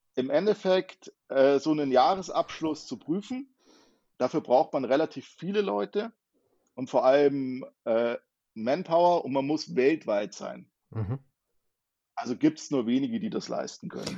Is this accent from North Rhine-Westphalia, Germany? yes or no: no; near Munich, Bavaria, Germany; ich komme aus der Nähe von München.